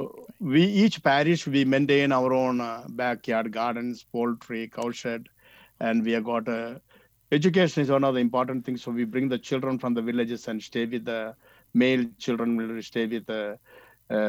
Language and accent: English; Kerala, India; moved away; also born or lived in northern India; I am from Kerala.